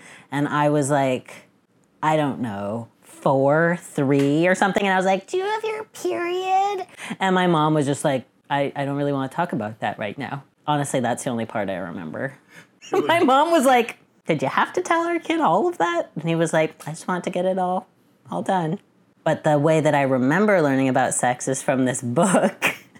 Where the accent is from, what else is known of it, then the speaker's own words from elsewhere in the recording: Boston, Massachusetts, United States; I'm 35, and I'm from Boston.